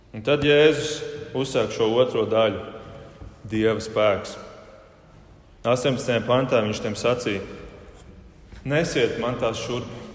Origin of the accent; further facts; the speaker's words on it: Germany; now in Latvia; dzīvojot Vācijā, uzaugot Vācijā un dzīvojot Latvijā